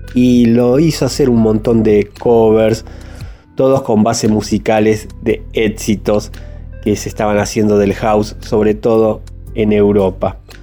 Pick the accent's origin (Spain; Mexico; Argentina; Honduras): Argentina